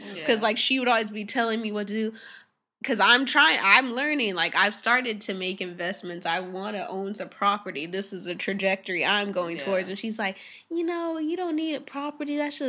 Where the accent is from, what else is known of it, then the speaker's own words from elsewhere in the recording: Irvine, California, United States; even though I grew up in Irvine around mostly like white, rich white people and Asians, like my mom didn't grow up around that.